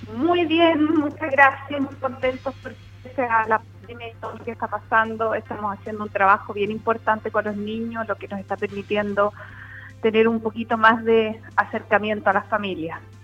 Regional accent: Puerto Montt, Los Lagos, Chile; yo soy nacida y criada en Puerto Montt

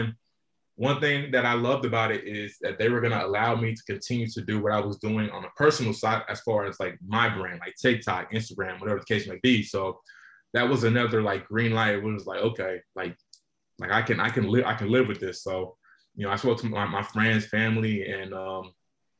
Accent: Charlotte, North Carolina, United States; I'm from Charlotte, North Carolina.

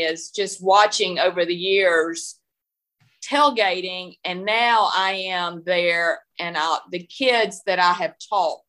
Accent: Southeast Arkansas, United States; I'm from Southeast Arkansas, it was six or more hours to get to Fayetteville

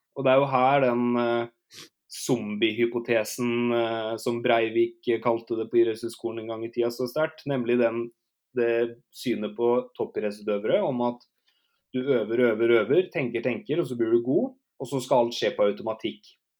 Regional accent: Norway; also born or lived in Canada; hjemme i Norge

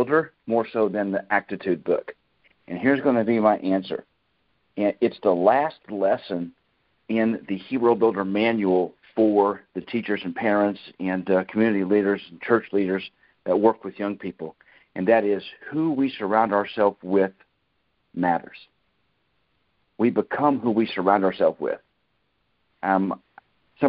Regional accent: Kansas, United States; moved away; my hometown in Kansas

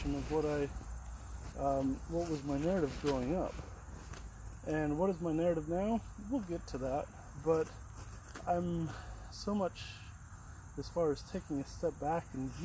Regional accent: Utah, United States; born or raised there; moved away

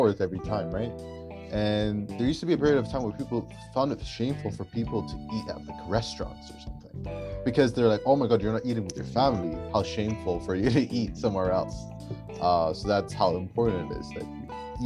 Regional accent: Sudan; moved away; I'm from Sudan.

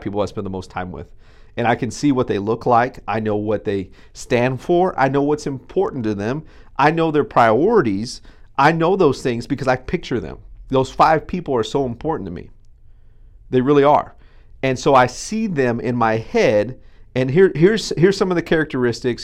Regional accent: Texas, United States; we're Texan

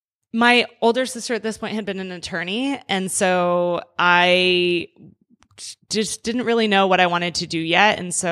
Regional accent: Tijuana, Baja California, Mexico; also born or lived in San Diego, California, United States; Born in San Diego, first generation, youngest of five. At the age of 4, my parents decided to move back to Mexico.

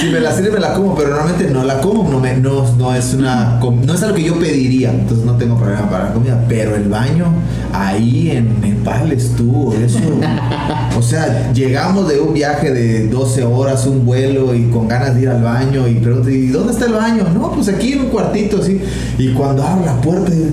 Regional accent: Campeche, Mexico; now in Cancún, Mexico; somos pastores pero no somos originarios de Cancún, somos campechanos.

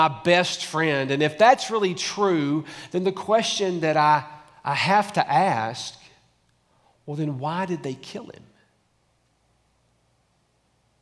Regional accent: Tullahoma, Tennessee, United States; now in Franklin, United States; I almost feel local being from Tullahoma

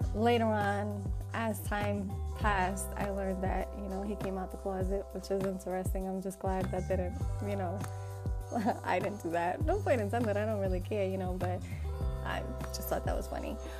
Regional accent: New York, United States; now in Texas, United States; I'm from New York

